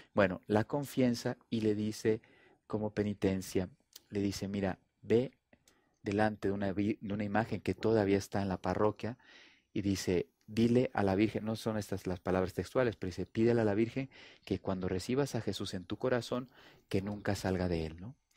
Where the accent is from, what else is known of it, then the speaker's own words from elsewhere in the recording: Durango, Mexico; moved away; also born or lived in Italy / Colombia / Spain / Portugal; nací en Durango, eh, soy mexicano, pero ya tengo 25 años en Europa.